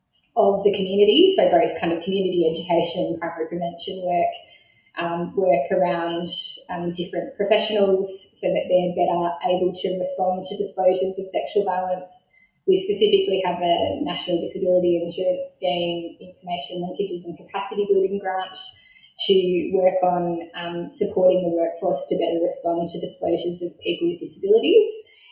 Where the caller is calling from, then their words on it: Launceston, Tasmania, Australia; I'm joining you from Launceston, which is an important meeting point where three rivers converge here in Tasmania.